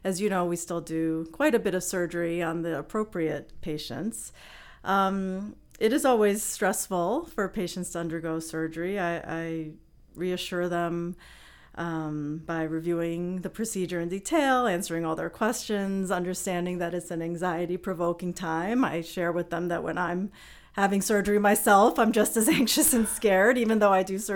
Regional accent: New York City, New York, United States; grew up in Queens and my dad was actually an OBGYN

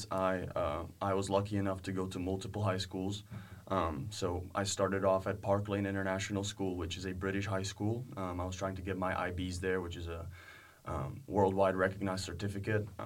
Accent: Prague, Czechia; English is a second language; Um, I'm 22 years old. I'm currently a senior at uh, William Woods University, and I'm um, from here. I'm from Pra

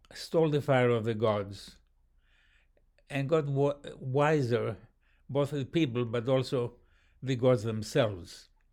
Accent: Athens, Attica, Greece; in Athens, my hometown.

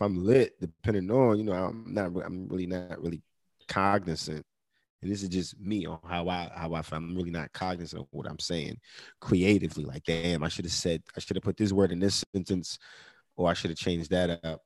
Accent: New York, United States; I'm from New York, like you know I'm born and raised in New York

